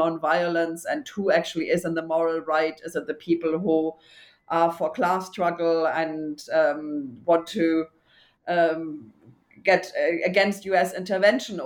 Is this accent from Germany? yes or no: yes; Germany; I grew up in Germany, too.